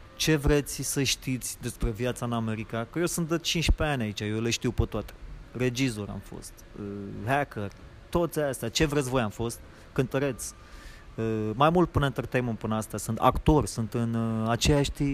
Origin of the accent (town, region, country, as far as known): Romania; moved away as an adult; now in Los Angeles, United States